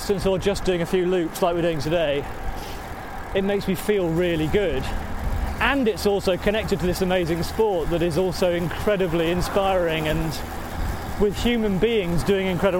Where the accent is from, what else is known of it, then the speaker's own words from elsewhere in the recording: Yorkshire and the Humber, United Kingdom; moved away as an adult; now in North London, United Kingdom; No, I'm from Yorkshire. I'm from the People's Socialist Republic of South Yorkshire.